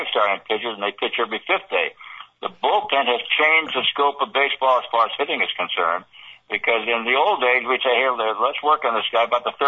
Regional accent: West Coast, United States; moved away as an adult; also born or lived in New York; I'm from the West Coast

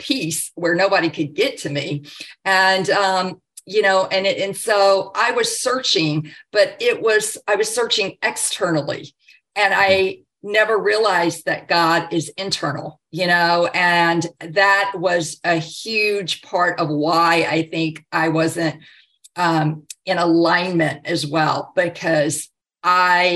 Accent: the South, United States; growing up in the South

